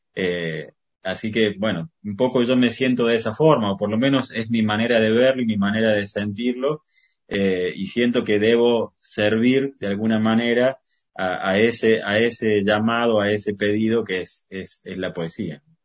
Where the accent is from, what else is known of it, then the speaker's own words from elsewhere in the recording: Córdoba, Argentina; nací en Córdoba